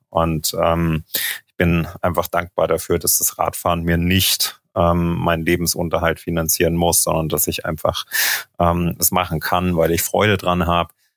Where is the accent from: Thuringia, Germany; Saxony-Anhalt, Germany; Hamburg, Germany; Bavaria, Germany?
Thuringia, Germany; moved away as an adult; also born or lived in Leipzig / Berlin / Munich; now in Girona, Spain; bin aufgewachsen in Thüringen